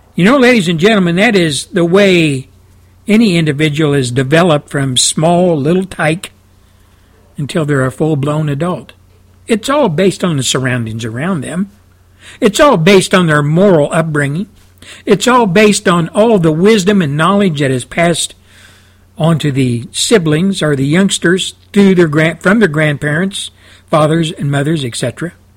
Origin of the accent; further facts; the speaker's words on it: Texas, United States; I came from Texas. I came from the Midwest, Southwest, South